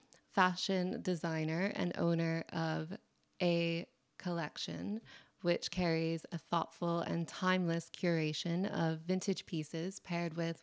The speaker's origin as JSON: {"language": "English", "region": "New Jersey", "country": "United States", "said": "I'm from New Jersey"}